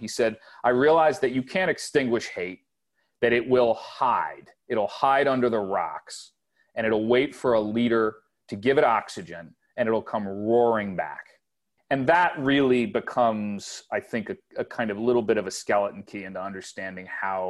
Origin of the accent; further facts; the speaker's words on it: Wilmington, Delaware, United States; I grew up in Wilmington, which was Jim Crow Delaware. It was a period that was kind of suspended between North and South.